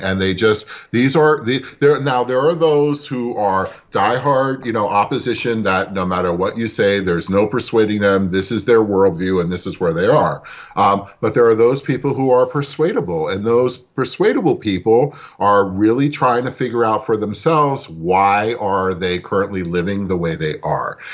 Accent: New York City, New York, United States; I was born in Brooklyn myself

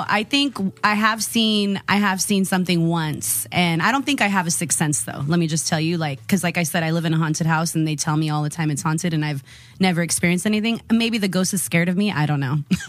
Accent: Modesto, California, United States; now in San Diego, United States; I'm originally from Modesto, California.

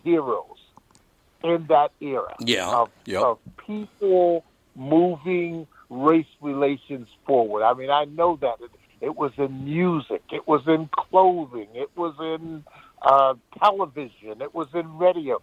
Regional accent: Philadelphia, Pennsylvania, United States; moved away; also born or lived in Detroit, Michigan; I'm a kid from South Philly

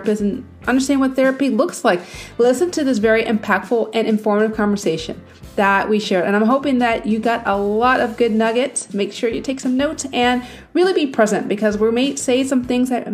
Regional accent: North Carolina, United States; I'm from North Carolina

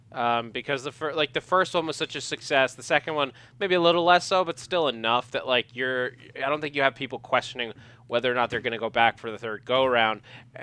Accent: New York, United States; I'm from New York.

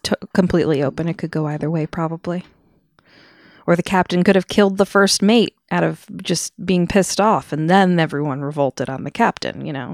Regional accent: United States; as American people

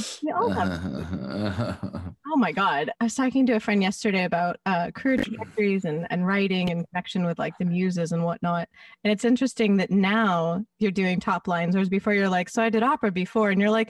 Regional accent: Los Angeles, California, United States

